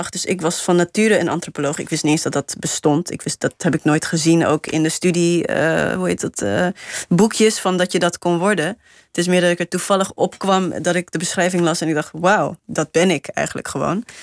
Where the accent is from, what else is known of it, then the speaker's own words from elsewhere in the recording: Namibia; now in Netherlands; als je net nieuw bent, dan zeg je... ja, ik kom uit Namibië. Maar als je er twintig jaar later nog steeds woont... Eh, dan denk je, ja, ik ben, ik ben gewoon van hier.